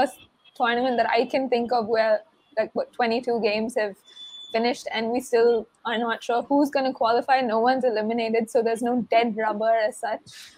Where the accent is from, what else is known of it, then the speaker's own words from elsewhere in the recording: India; we're Indian